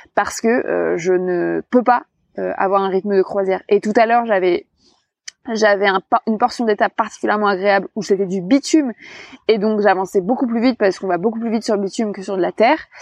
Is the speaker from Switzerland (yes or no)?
no; France; also born or lived in Cherbourg; blanche, française, mince